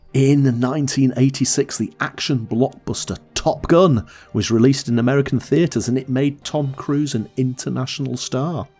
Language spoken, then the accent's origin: English; the north of England, United Kingdom; accent: Northern English; my Northern English accent